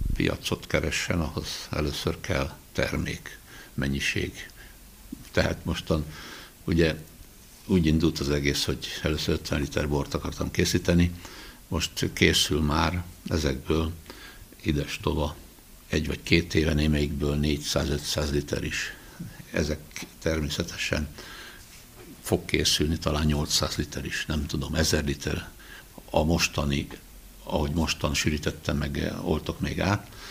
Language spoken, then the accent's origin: Hungarian; Budaörs, Pest, Hungary; gyerekkoromban itt Budaörsön nekem meg az öcsémnek szőlőbe kellett járni